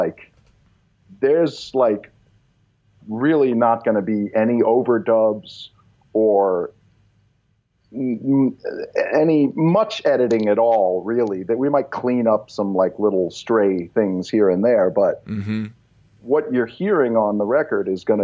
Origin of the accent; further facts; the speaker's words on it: Long Island, New York, United States; I'm originally from Long Island.